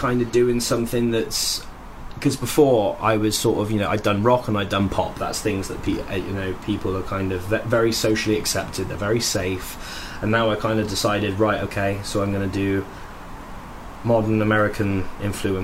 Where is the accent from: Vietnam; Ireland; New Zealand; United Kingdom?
United Kingdom; I'm British and I make country music